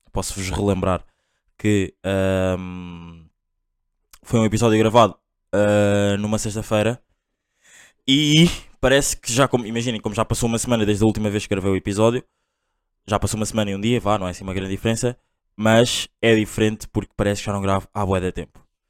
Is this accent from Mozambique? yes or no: no; Angola; eu sou angolano